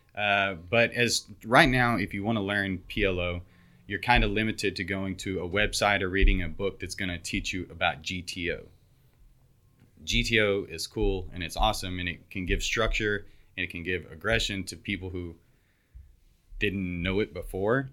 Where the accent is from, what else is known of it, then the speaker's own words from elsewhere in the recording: West Texas, United States; moved away as an adult; now in Houston, United States; I grew up in West Texas